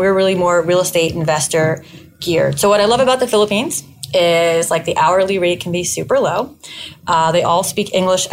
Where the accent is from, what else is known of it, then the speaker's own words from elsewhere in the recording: New York City, New York, United States; I'm from New York City. In Manhattan. I live on the west side